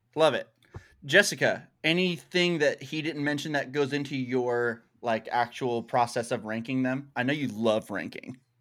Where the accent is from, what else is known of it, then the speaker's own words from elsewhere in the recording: Arkansas, United States; I'm from Arkansas still. I say y'all all the time